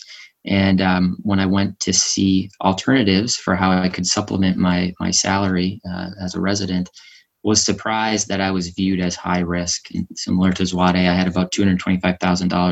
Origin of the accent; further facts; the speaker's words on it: New Hampshire, United States; also born or lived in Boston, Massachusetts, United States; I was born in Boston, grew up in New Hampshire.